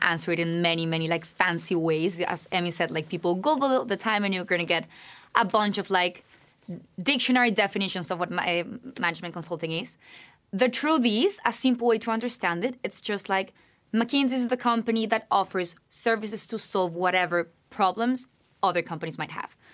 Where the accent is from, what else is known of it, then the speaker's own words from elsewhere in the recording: Bogotá, Bogotá Capital District, Colombia; now in United States; I'm originally from Bogotá, Colombia